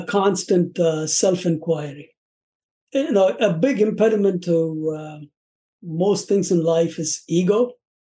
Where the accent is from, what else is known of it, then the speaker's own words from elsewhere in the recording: Chennai, Tamil Nadu, India; moved away as an adult; now in Chicago, United States; I'm originally from India. It used to be called Madras. These days, it's called Chennai